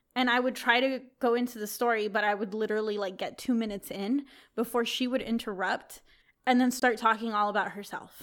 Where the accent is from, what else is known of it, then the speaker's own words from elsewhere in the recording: Texas, United States; moved away as an adult; now in California, United States; I grew up in Texas